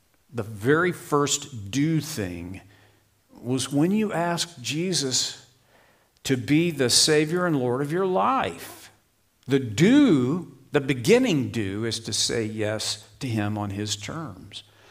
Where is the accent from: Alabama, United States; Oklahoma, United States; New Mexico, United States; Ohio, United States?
Oklahoma, United States; I grew up in Oklahoma